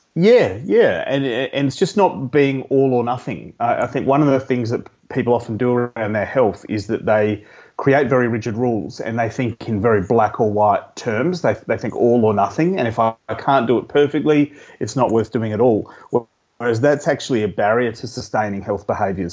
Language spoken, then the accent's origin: English; Adelaide, South Australia, Australia; I grew up in Adelaide